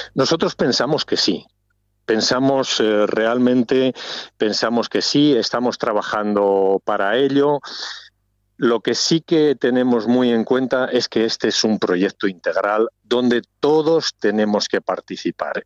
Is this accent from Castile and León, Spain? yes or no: yes; Ribera del Duero, Castile and León, Spain; mi pueblo pues lógicamente está ligado, está dentro de la ribera del Duero